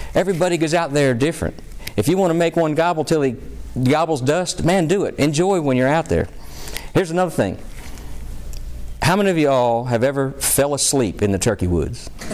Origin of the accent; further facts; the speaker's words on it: Pennsylvania, United States; my home state, you know, the folks from Pennsylvania